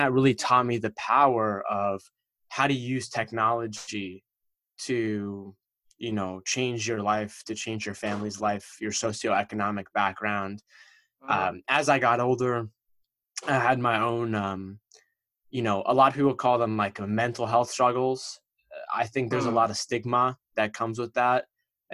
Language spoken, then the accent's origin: English; East Coast of America, United States; I'm from the East Coast of America, and my parents came to America from Egypt